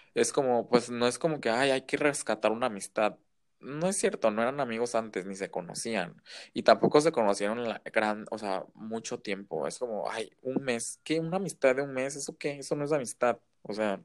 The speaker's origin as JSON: {"language": "Spanish", "country": "Mexico", "also_born_or_lived": "Shanghai", "said": "soy mexicano"}